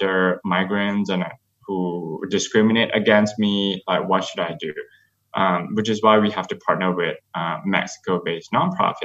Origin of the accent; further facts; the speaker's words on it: Malaysia; moved away as an adult; now in United States; I am a gay asylum seeker who grew up in Malaysia